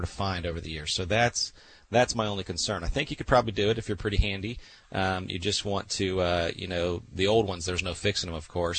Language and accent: English; Central Florida, United States; I'm from the Central Florida area